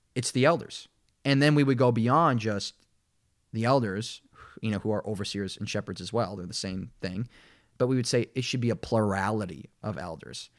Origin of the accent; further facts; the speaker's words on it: Minnesota, United States; now in Kansas City, United States; growing up in Minnesota